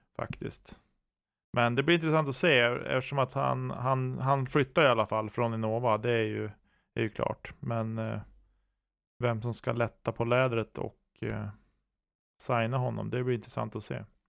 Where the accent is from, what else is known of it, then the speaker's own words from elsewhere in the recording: Norrland, Sweden; jag som norrlänning